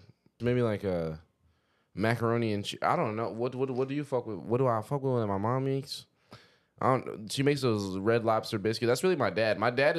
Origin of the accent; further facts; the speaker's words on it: Troy, New York, United States; also born or lived in Albany, New York; now in New York City, United States; I'm from like Troy, New York.